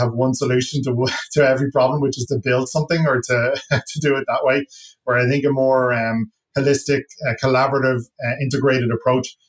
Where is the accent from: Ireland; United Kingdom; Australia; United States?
Ireland; accent: Irish; moved away as an adult; now in Toronto, Canada; I come from Ireland